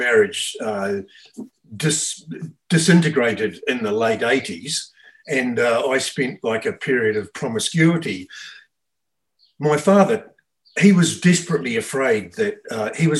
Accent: Australia; I grew up in Australia in the 60s and 70s

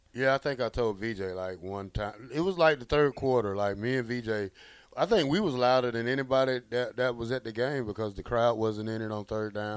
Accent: near Auburn, Alabama, United States; now in Lincoln, United States; Auburn is 45 minutes from my home, so my hometown.

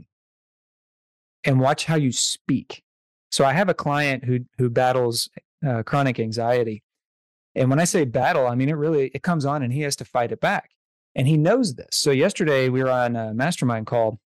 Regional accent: the South, United States; I'm from the South

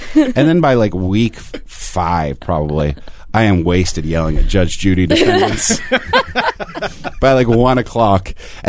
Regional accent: New Jersey, United States; my home state of New Jersey

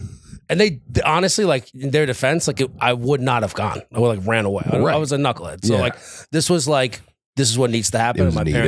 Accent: New York City, New York, United States; moved away; So I was born and raised in New York City originally, in Queens, New York.

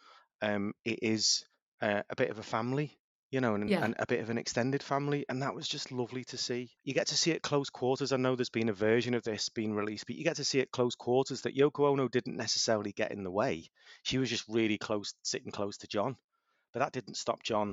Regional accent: Ellesmere Port, North West England, United Kingdom; also born or lived in Liverpool; I'm from a little town called Ellesmere Port, which is the home of the Vauxhall Astra and Europe's largest oil refinery

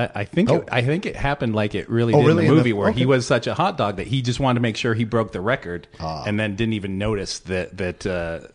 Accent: Ohio, United States; I'm from Ohio

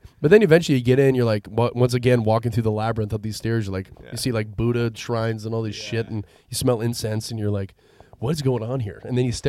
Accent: San Rafael, California, United States; I'm from San Rafael.

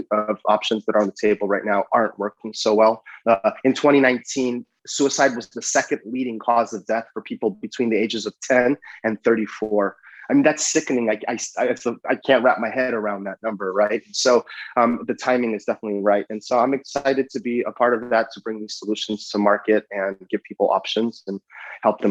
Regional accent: San Francisco, California, United States; I was born and raised in San Francisco

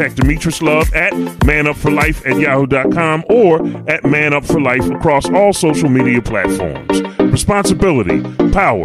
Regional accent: Philadelphia, Pennsylvania, United States; I am from Philadelphia, Philly

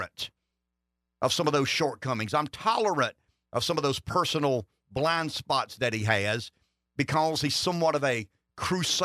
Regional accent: the South, United States; I am from the South.

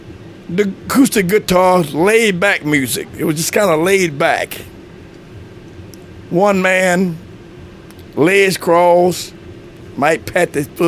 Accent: Pontotoc, Mississippi, United States; Well, I'm from Pontotoc, Mississippi. That's my home. I'm still living in the same place they made me at.

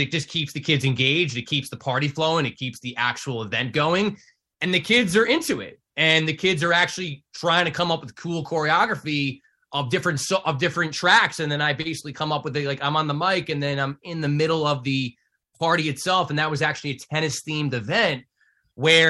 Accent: Livingston, United States; I was at Livingston High School, my hometown here in town

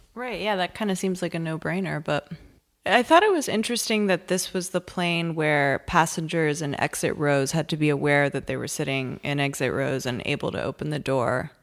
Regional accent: Massachusetts, United States; I am from Massachusetts

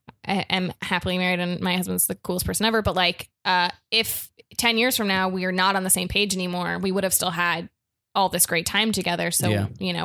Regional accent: South Florida, United States; now in Los Angeles, United States; I'm from South Florida, so it's like a kind of a weird place.

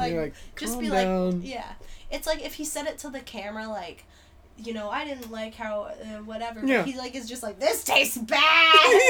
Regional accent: New York, United States; also born or lived in New Jersey; I'm actually from New York, okay? Yeah, I was fooling you guys this whole time with my voice. That's not a good accent. It's the best. I was born in New Jersey, actually.

